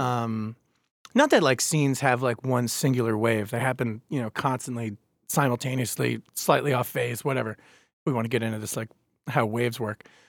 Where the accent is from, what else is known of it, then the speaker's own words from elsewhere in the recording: Babylon, New York, United States; now in Baltimore, United States; I grew up in Babylon, Long Island